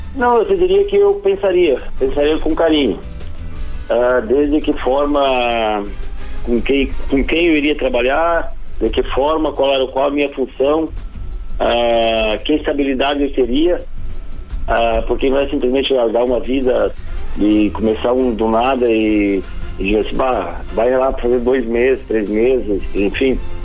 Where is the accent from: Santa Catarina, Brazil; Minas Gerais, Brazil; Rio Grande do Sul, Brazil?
Rio Grande do Sul, Brazil; Rondinha; also born or lived in Pelotas; now in Passo Fundo, Brazil; fico perto da minha cidade natal, que é Rondinha